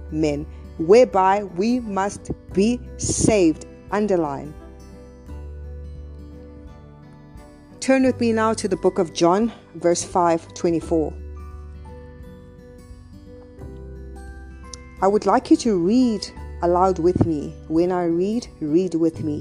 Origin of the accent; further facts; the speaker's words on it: South Africa; I come from South Africa